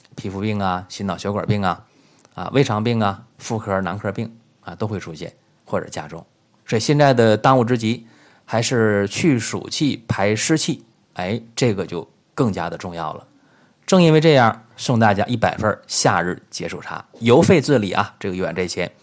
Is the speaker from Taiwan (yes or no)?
no; China; 我们中国人自己